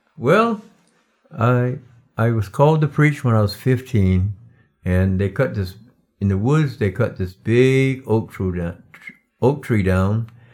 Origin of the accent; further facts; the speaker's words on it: Darlington, South Carolina, United States; moved away; originally, I'm from Darlington, South Carolina. I was raised in a cotton field.